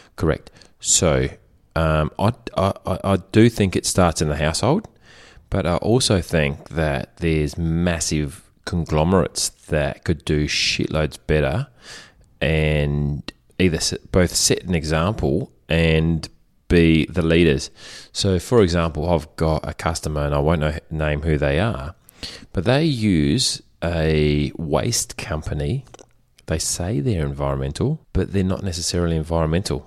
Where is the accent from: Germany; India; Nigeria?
Germany; moved away; in the house that I grew up in Germany